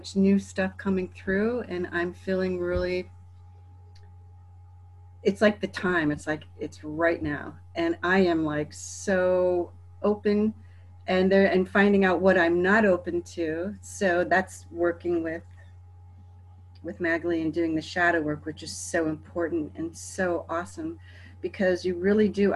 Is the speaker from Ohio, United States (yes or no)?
yes; Cleveland, Ohio, United States; now in California, United States; I'm also from Cleveland, Ohio, living in California